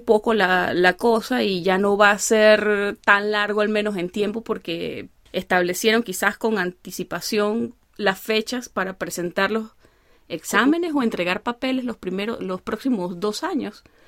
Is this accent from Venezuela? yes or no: yes; Venezuela; yo soy una venezolana que no sabe bailar salsa